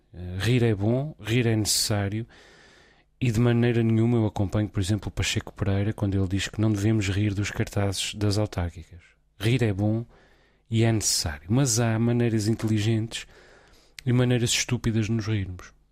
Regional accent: Azores, Portugal; moved away; also born or lived in Lisbon, Portugal; eu, enquanto açoriano

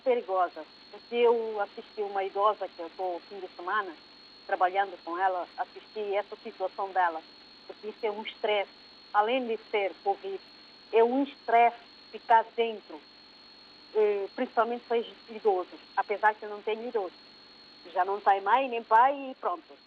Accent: Guinea-Bissau; O nosso governo da Guiné-Bissau

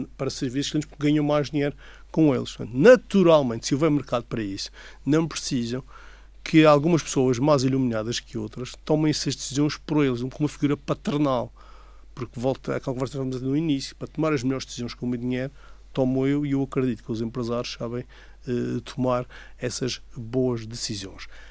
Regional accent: Madeira, Portugal; o ambiente da minha terra

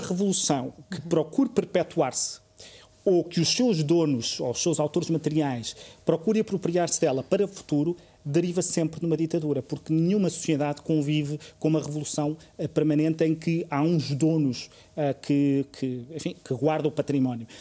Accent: Covilhã, Centro, Portugal; moved away; vivo, vivi e cresci na Covilhã

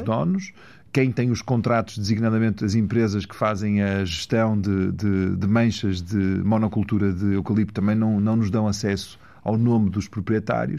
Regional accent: Valongo, Norte, Portugal; also born or lived in Porto; eu nasci no Porto, fui para Valongo, cresci em Valongo, as minhas raízes são do Marão

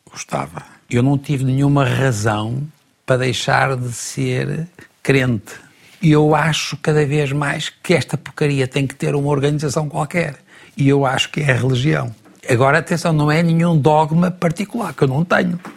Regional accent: Porto, Porto District, Portugal; Ah, sou do Porto.

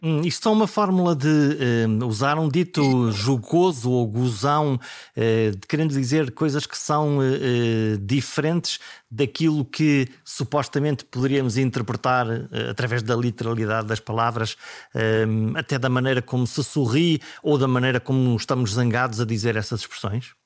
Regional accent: Caminha, Norte, Portugal; also born or lived in Viana do Castelo; eu nasci eh, em Viena do Castelo, sempre vivi em Caminha, sou por isso do Alto Minho

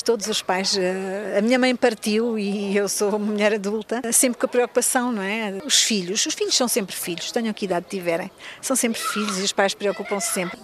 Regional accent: Luanda, Luanda Province, Angola; also born or lived in Portugal; now in Geneva, Switzerland; é Luanda, a minha cidade.

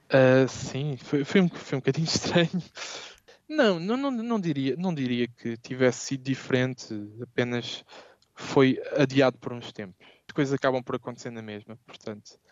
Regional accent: Portugal; moved away as an adult; now in Amsterdam, Netherlands; Eu gostaria de voltar a Portugal

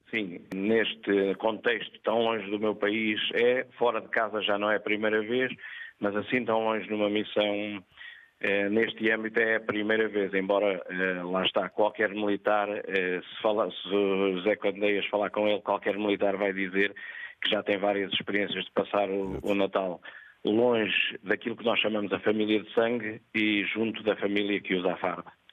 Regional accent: Pedras Rubras, North, Portugal; moved away as an adult; also born or lived in Lisbon; now in Mozambique; Eu nasci em Lisboa, mas vivi eh, em Pedras Rubras toda a minha infância até eh, ir para a Força

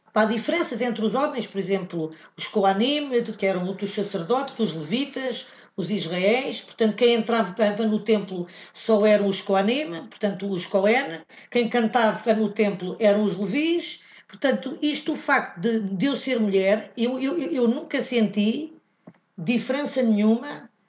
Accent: Morocco; moved away; os marroquinos, de onde eu venho, não há, não, não há costume de uma mulher a fazer bad mitzvah

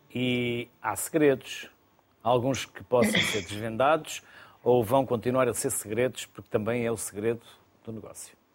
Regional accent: the North, Norte, Portugal; eu sou do Norte

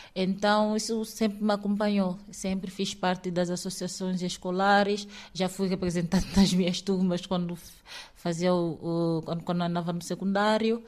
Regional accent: Ribeira Afonso, Cantagalo, São Tomé & Príncipe; moved away as an adult; now in Bragança, Portugal; Eu sou de São Tomé e Príncipe, concretamente do distrito de Cantagalo, é, da zona de Ribeira Afonso

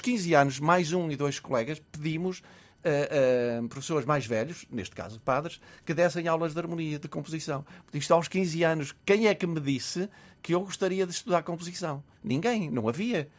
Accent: Minho, Norte, Portugal; havia 19 rapazes que estudavam no seminário na minha aldeia

